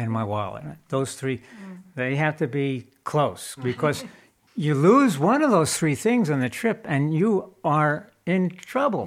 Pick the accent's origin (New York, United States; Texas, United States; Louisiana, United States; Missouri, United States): New York, United States; moved away as an adult; also born or lived in Colorado; now in California, United States; we're from New York